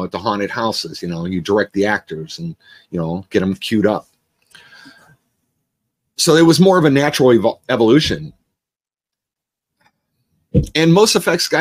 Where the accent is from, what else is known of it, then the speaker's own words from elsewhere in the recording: Cleveland, Ohio, United States; moved away as an adult; now in Los Angeles, United States; I was from Cleveland, you know, inner city kid, you know, I was proud